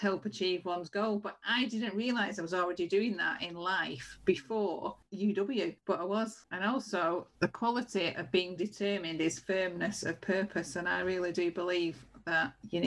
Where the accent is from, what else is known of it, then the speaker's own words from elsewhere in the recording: Bury, North West England, United Kingdom; also born or lived in Liverpool; I was brought up in a place called Bury in North Manchester